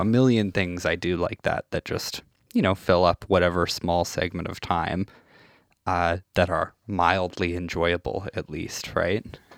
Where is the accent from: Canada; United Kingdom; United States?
Canada; Saskatchewan; I'm from a small town in Saskatchewan